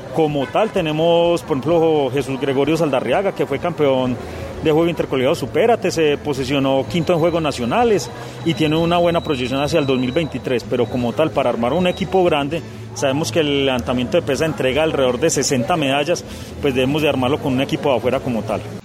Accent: Pereira, Risaralda, Colombia; also born or lived in Anserma, Caldas; soy oriundo de Anserma. Eh, muy temprana, muy cortada me desplazé a la ciudad de Pereira con mi familia

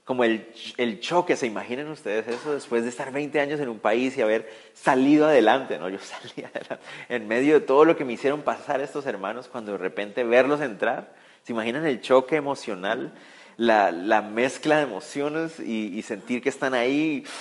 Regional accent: Israel; No, no somos espías. Somos, somos israelitas, venimos d

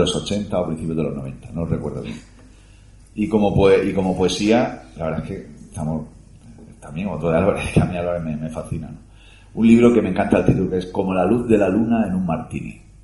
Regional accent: Cartagena, Region of Murcia, Spain; que soy de Cartagena

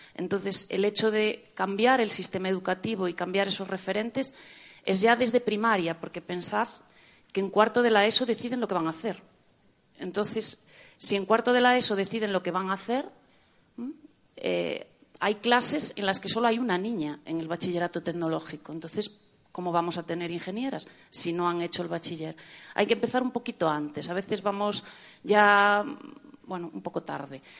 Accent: Galicia, Spain; accent: Galician; la gallega, como se puede eh, deducir de mi acento

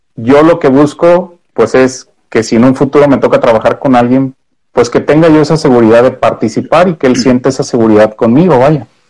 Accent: Mexico; los mexicanos somos una joyita

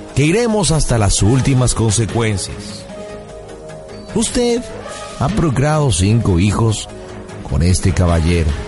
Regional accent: Michoacán, Mexico; Yo también soy michoacano, fíjate, yo nací en un pequeño pueblo que está al norte de ahí que se llama Tarimapendécuaro, Michoacán

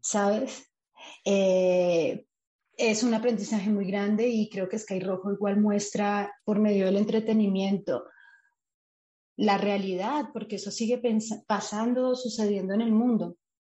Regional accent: Colombia; moved away as an adult; now in Spain; la primera vez que me fui del país o que salí del país de Colombia

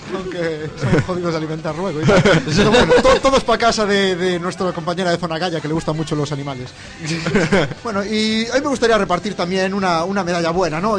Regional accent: Santiago de Compostela, Galicia, Spain; Yo soy de Santiago

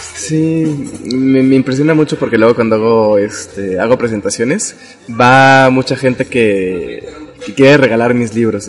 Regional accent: Mexico

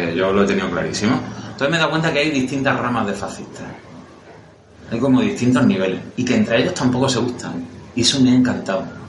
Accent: Aragon, Spain; soy maño

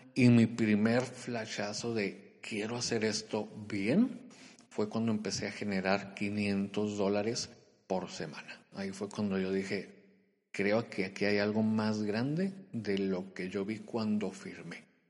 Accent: Culiacán, Sinaloa, Mexico; moved away as an adult; also born or lived in Monterrey, Nuevo León; Yo soy de Culiacán, Sinaloa

